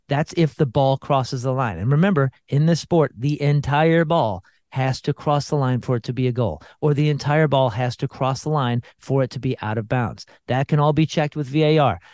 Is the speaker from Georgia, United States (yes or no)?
no; St. Louis, Missouri, United States; my hometown